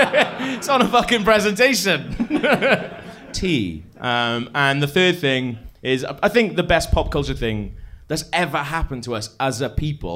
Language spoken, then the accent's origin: English; Wales, United Kingdom; I like to say that I'm Welsh